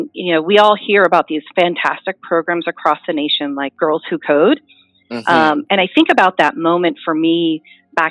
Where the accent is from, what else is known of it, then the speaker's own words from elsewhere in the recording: South Dartmouth, Massachusetts, United States; I was born and raised in South Dartmouth, Massachusetts